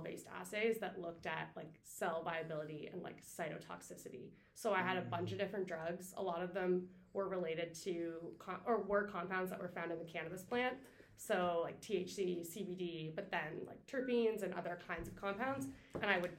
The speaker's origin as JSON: {"language": "English", "area": "Cape Breton", "region": "Nova Scotia", "country": "Canada", "also_born_or_lived": "Halifax, Nova Scotia", "moved": "as an adult", "said": "I'm from Cape Breton."}